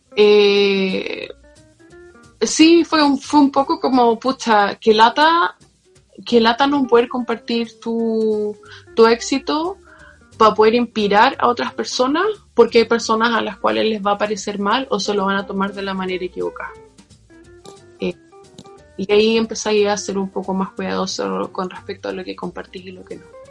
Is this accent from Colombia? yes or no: no; Chile; moved away as an adult; now in London, United Kingdom; gente en mi país